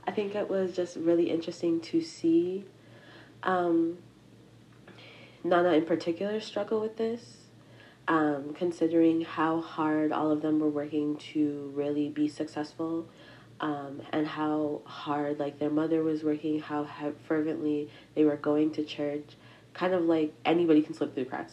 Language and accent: English; Massachusetts, United States; I am a Nigerian American nursing student, um, from Massachusetts.